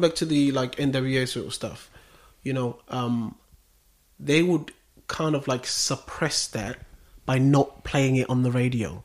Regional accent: Westcliff-on-Sea, East of England, United Kingdom; I grew up in Westcliff.

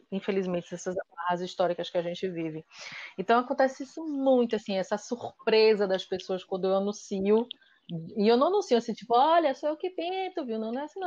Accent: Salvador, Bahia, Brazil; now in Recife, Brazil; eu moro em Recife, eu sou de Salvador, mas moro em Recife

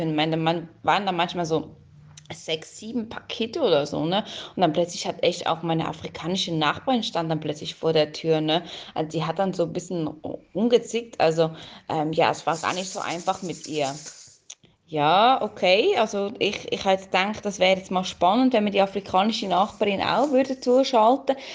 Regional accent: Germany; now in Switzerland; ich komme aus Deutschland. Ne. Ich wohne jetzt schon seit einiger Zeit hier in der Schweiz.

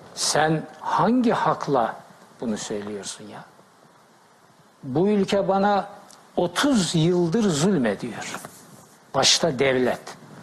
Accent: Black Sea Region, Turkey; Ben Karadeniz çocuğuyum

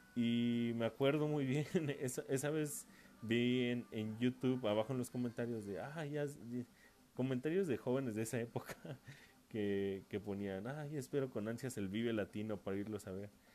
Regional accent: San Luis Potosí, Mexico; Yo soy de San Luis Potosí

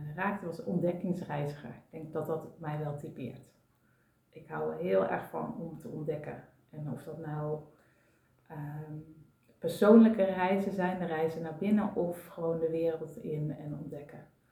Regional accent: North Brabant, Netherlands; now in Amsterdam, Netherlands; ik kom oorspronkelijk uit Brabant

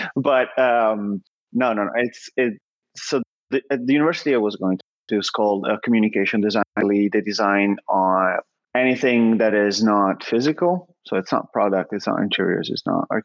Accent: Milan, Lombardy, Italy; I obviously grew up in Italy, in Milan

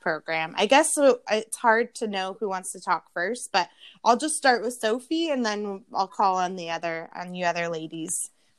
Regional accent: Portland, Oregon, United States; moved away as an adult; now in Bologna, Italy; I grew up in Portland, and moving here to Bologna

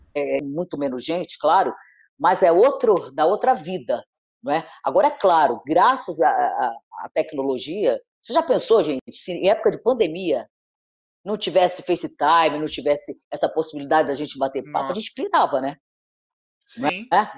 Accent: Rio de Janeiro, Brazil; eu estudei no Notre Dame, eu sou do Leblon, né? É, e estudei no Notre Dame, uhum. Ipanema, a vida inteira

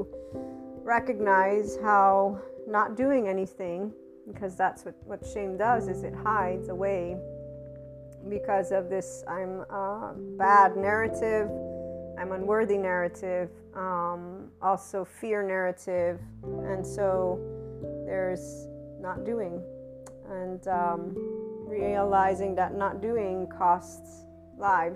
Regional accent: United States; my lovely heritage as an American

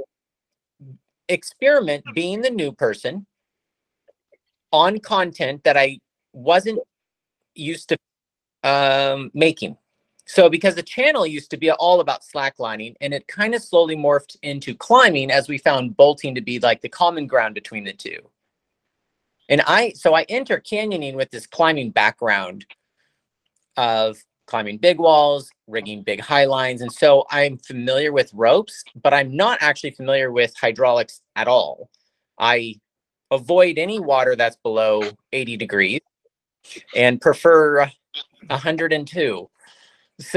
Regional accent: California, United States; moved away as an adult; now in Redmond, United States; I am from California. I'm living in Redmond, Washington now

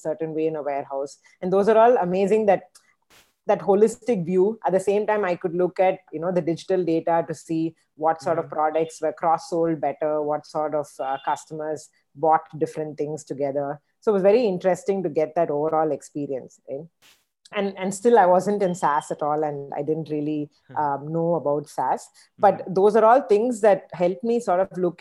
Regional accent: Chennai, Tamil Nadu, India; moved away; also born or lived in United States; I am from Chennai, you know, my family's from Chennai.

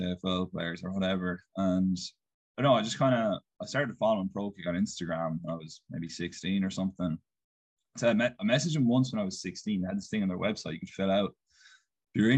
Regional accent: Castleisland, Munster, Ireland; now in United States; I'm from Castle Island. It's about halfway between Tralee and Killarney

